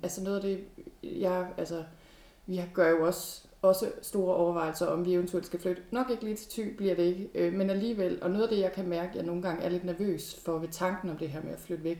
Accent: Thy, North Denmark Region, Denmark; ligesom mig er du født og opvokset i Thy

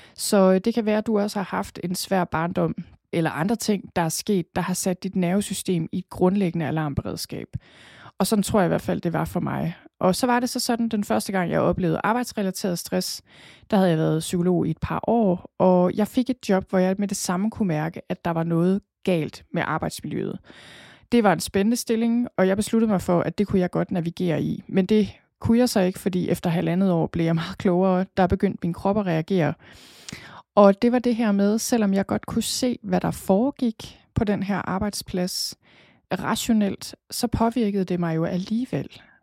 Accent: Thy, North Denmark Region, Denmark; accent: jysk; moved away as an adult; also born or lived in Copenhagen; Jeg er født og opvokset i Thy

